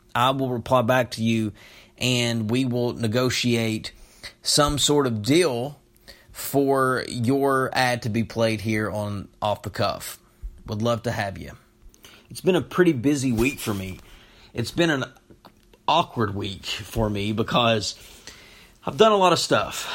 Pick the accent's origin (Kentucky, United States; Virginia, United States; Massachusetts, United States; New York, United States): Kentucky, United States; Knott County; moved away; I'm from Knott County